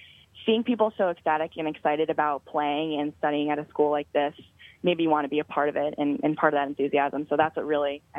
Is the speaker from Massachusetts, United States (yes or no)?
yes; Boston, Massachusetts, United States; I'm actually from the Boston area